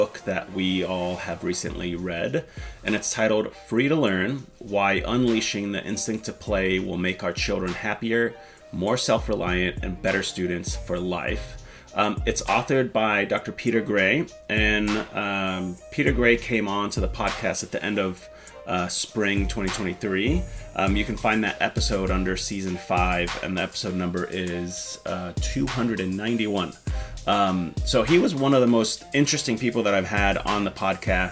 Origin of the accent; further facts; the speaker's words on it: Finland; moved away; I grew up in Finland. I was born and raised in Finland in a smaller town.